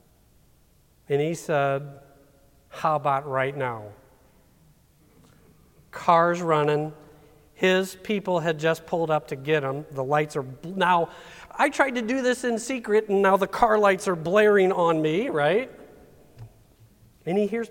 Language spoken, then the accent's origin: English; St. Charles, Missouri, United States; We're from St. Charles.